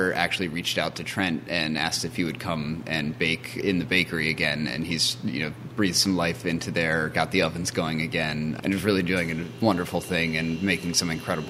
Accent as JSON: {"language": "English", "area": "Chittenden County", "region": "Vermont", "country": "United States", "tie": "born or raised there", "moved": "yes", "said": "I grew up in Chittenden County, Vermont, towards Mount Mansfield"}